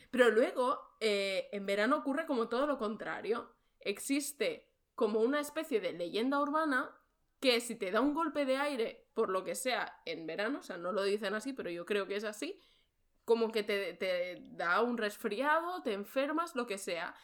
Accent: Barcelona, Catalonia, Spain; moved away as an adult; now in Germany; he estudiado Historia del Arte, vengo de Barcelona.

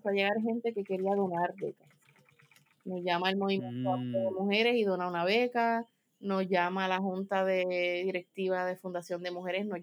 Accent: Spain; yo soy de España, aunque fue lo pequeño, este, yo soy una chica de ciudad

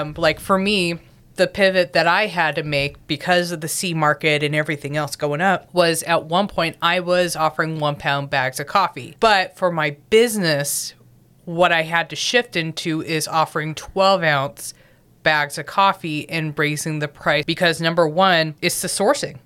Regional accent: Southern California, United States; moved away; I'm originally from Southern California, born and bred

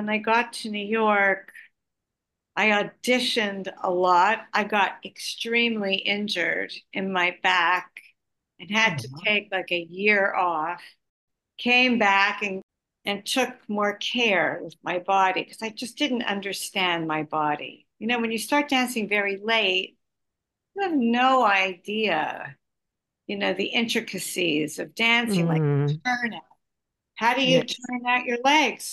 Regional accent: Montreal, Quebec, Canada; also born or lived in Ottawa; I was from Montreal

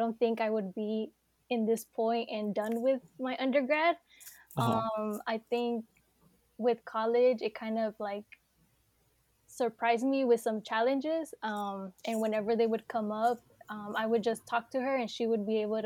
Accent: Bay Area, California, United States; I grew up in the Bay Area

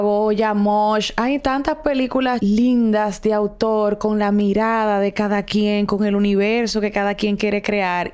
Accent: Dominican Republic; quiénes somos realmente los dominicanos, cuál es nuestra identidad

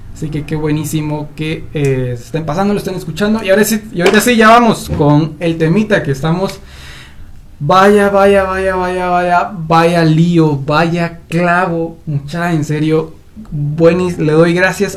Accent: Guatemala; aquí en mi queridísimo país llamado Guatemala

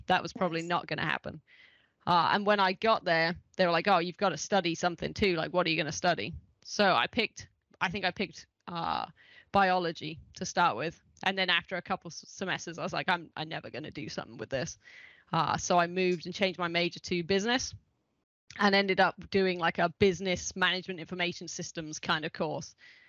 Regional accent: England, United Kingdom; accent: mid-Atlantic; also born or lived in Ohio; because I lived in Ohio for 15 years, and now I've got just a unique middle of the Atlantic accent. But I am English, and back living in England now.

